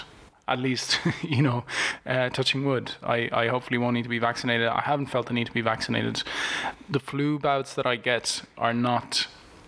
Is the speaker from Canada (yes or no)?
no; Italy; moved away; I'm originally from Italy